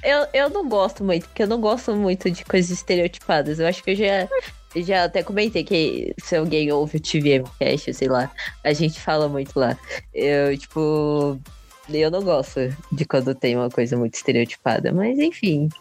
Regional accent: Brazil; eu sou brasileiro, eu não gosto de carnaval

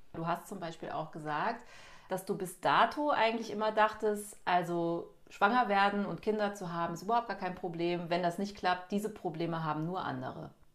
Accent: Cologne, North Rhine-Westphalia, Germany; moved away; Ich bin wieder in Köln, meiner Heimatstadt

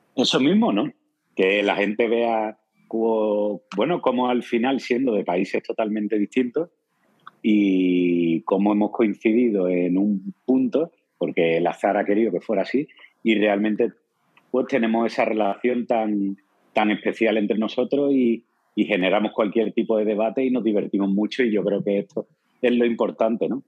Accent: Andalusia, Spain

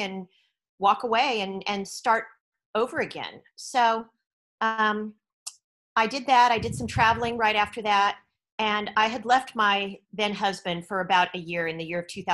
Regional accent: East Bay, San Francisco Bay Area, California, United States; moved away as an adult; also born or lived in Oakland / San Jose / Silicon Valley; now in Thailand; I'm originally from the Bay Area. So I was born in Oakland, right across the bay from San Francisco. And I grew up in the East Bay

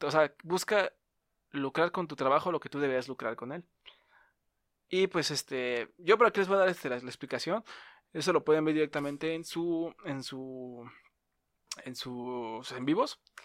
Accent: Mexico; accent: Mexican; tenía el acento, pues, nuestro acento mexicano

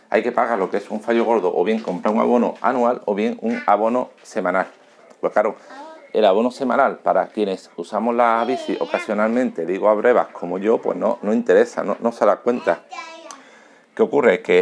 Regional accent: Seville, Andalusia, Spain; born there; now in Alcalá de Guadaíra, Spain; Eh, vivo en Alcalá de Guadaira, pero trabajo en Sevilla, ¿vale? Y nací en Sevilla.

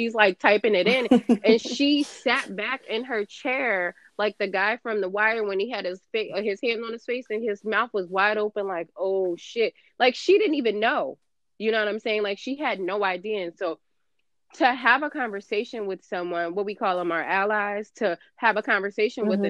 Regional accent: California, United States; now in New Jersey, United States; I grew up in California

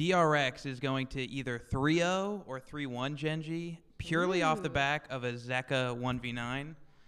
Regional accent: Virginia, United States; Northern Virginia.

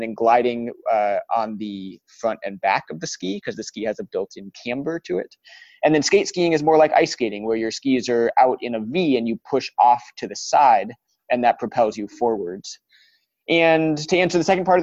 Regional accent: Colorado, United States; also born or lived in Denver, Colorado; growing up in Colorado was the best place in the world to grow up

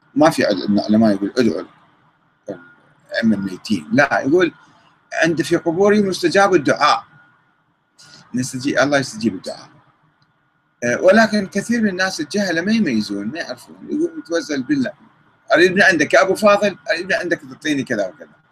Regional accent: Iraq; عندنا بالعراق

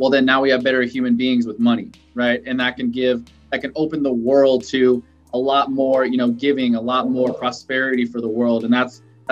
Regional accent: Ciudad Juárez, Chihuahua, Mexico; moved away; I'm a Mexican immigrant. I was born in Juarez in Mexico

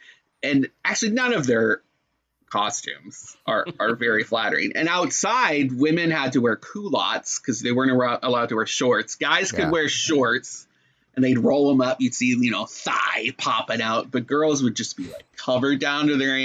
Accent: Sault Ste. Marie, Ontario, Canada; now in Orlando, United States; growing up in Northern Ontario. And now I'm in Orlando

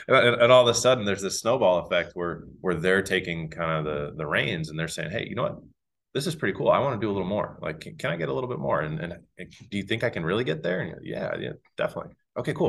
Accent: Northeast, United States; moved away as an adult; now in North Carolina, United States; I'm from the Northeast

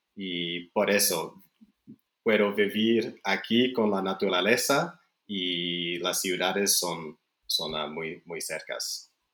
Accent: Canada; Spanish is a second language; also born or lived in Chile / Belgium; now in Spain; crecí en Canadá

